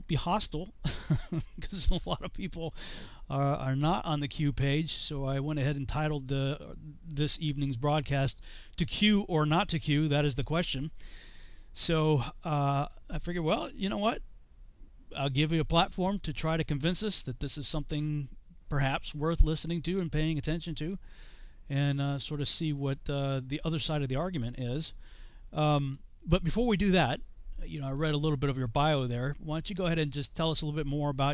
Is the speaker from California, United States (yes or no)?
no; Chicopee, Massachusetts, United States; I grew up in Chicopee, Massachusetts